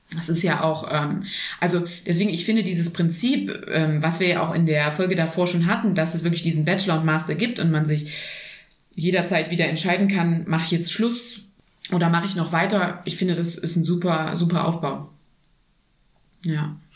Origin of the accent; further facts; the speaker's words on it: Germany; hier bei uns in Deutschland